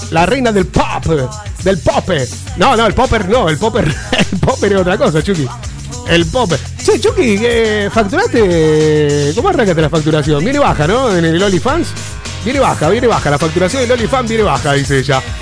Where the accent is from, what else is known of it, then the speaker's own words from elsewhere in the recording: Colombia; now in Madrid, Spain; de Colombia. ¿Qué hace? Ah, no, soy … colombiana. Vivo en Madrid.